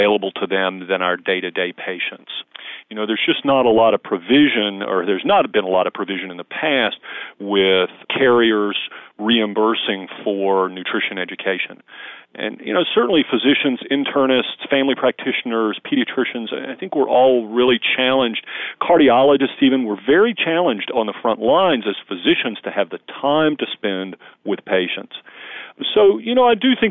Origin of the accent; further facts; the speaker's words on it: the South, United States; I grew up in the South